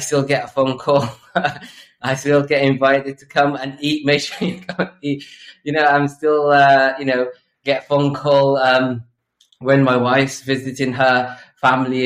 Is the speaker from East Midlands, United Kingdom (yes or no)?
no; Newport, Wales, United Kingdom; born or raised there; also born or lived in Bangladesh / London